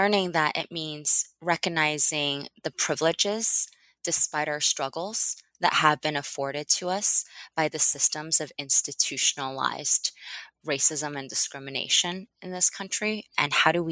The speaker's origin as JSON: {"language": "English", "country": "United States", "tie": "born or raised there", "also_born_or_lived": "China", "said": "came to the US when I was 5"}